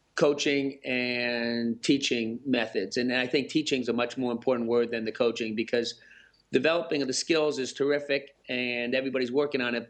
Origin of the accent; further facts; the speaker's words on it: Massachusetts, United States; now in Michigan, United States; I grew up in Massachusetts, now living in Michigan.